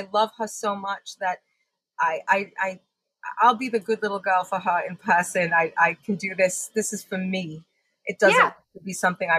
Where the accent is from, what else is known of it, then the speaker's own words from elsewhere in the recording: Long Island, New York, United States; accent: mix of Long Island and British; So it's interesting because my accent is this interesting mix of growing up on Long Island and enforcement with my British grandmother.